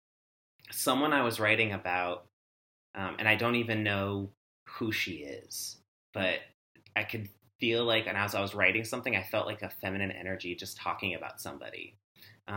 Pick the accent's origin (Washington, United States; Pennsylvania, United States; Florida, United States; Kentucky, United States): Washington, United States; I'm originally from Washington State, born and raised there.